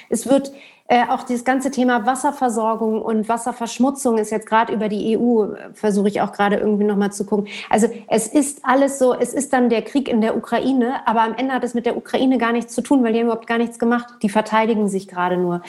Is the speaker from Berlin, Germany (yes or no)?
yes; Berlin, Germany; Ich bin in Westberlin groß geworden